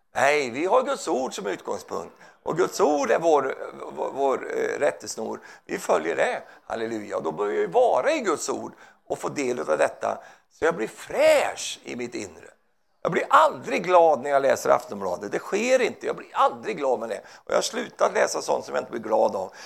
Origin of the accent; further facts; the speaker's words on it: Sweden; Jag är svensk